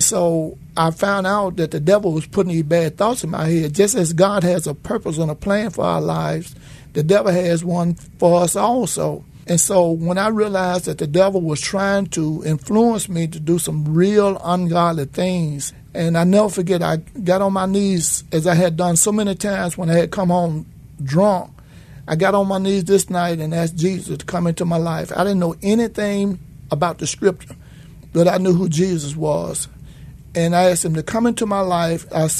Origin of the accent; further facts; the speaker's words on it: Memphis, Tennessee, United States; I was raised in the Claiborne Homes Housing Project